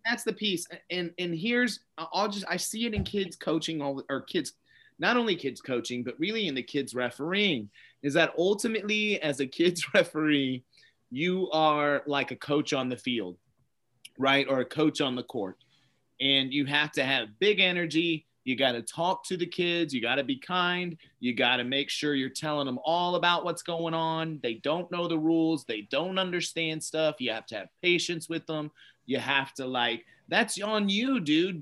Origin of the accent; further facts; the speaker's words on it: Missouri, United States; I'm from Missouri